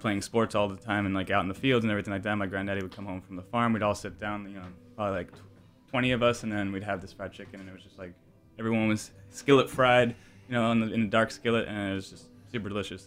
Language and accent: English; New York, United States; someone growing up in New York